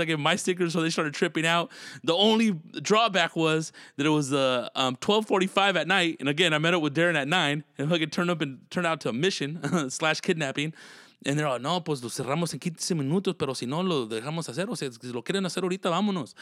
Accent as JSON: {"language": "English", "town": "Tulare", "region": "California", "country": "United States", "said": "I'm from Tulare, California."}